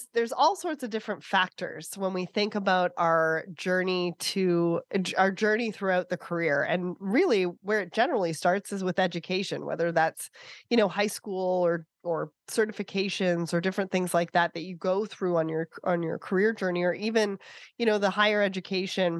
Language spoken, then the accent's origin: English; Canada; I'm Canadian